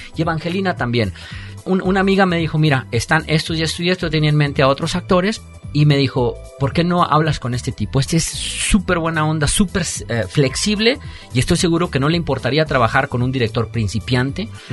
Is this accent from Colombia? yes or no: no; Mexico; now in United States; me vengo a México también como mexicano